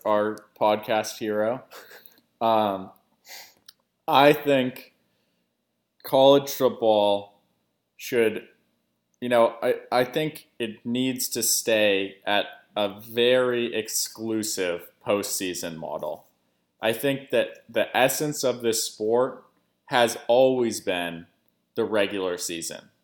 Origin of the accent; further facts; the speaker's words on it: Portland, Oregon, United States; now in New Orleans, United States; I'm, I'm from Portland originally, uh, big Trailblazers fan, moved down to New Orleans